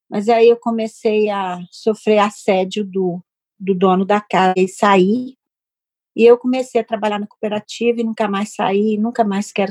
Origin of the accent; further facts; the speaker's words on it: Colatina, Espírito Santo, Brazil; moved away as an adult; also born or lived in Vitória, Brazil; now in United States; Nasci em Itapina, município de Colatina, é interior do estado do Espírito Santo. E de lá eu saí para o mundo com 16 anos, fui estudar, tive meu filho, me casei, fui para Vitória